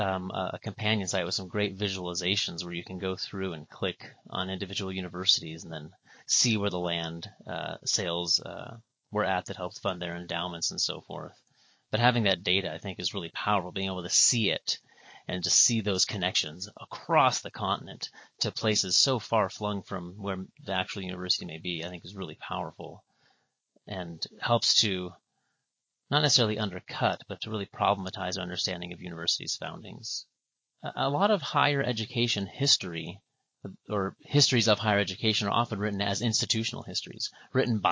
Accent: Pacific Northwest, United States; I'm from the Pacific Northwest

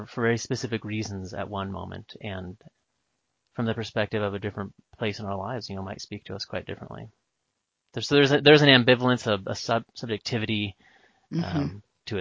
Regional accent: Bellingham, Washington, United States; Bellingham, Washington, up on the border

